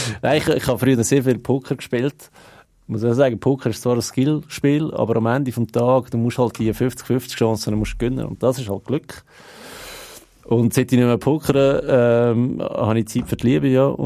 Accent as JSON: {"language": "German", "country": "Switzerland", "said": "wir sind Schweizer"}